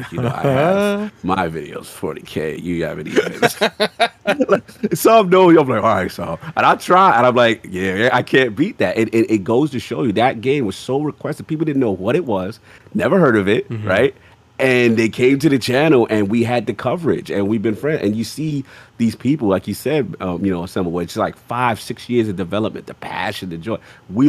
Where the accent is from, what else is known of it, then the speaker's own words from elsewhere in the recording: the South, United States; Because, look, again, I ain't had the easiest background. You know what I'm saying? I'm from the South